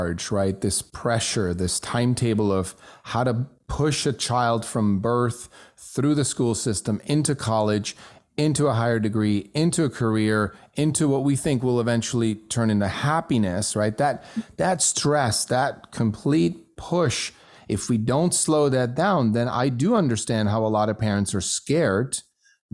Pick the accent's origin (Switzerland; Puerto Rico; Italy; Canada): Switzerland; first language German; English is a second language; moved away; I grew up in Switzerland, so my native tongue is German